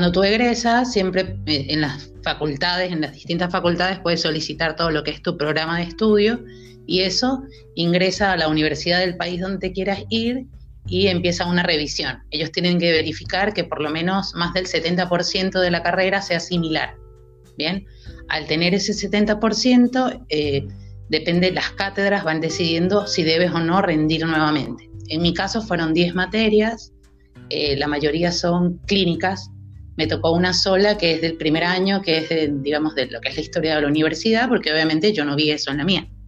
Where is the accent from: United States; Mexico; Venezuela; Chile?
Venezuela; Maracaibo, Zulia; moved away as an adult; now in Córdoba, Argentina; Eh, yo soy venezolana, soy de Maracaibo, estado Zulia. Tengo ya casi cinco años en Argentina y bueno, decidí emigrar hace eh, ese tiempo y venirme directamente a Córdoba.